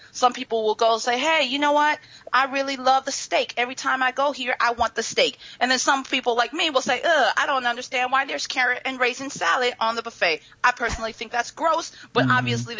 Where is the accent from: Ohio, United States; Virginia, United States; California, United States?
Ohio, United States; growing up in Ohio, about my mom, who's Japanese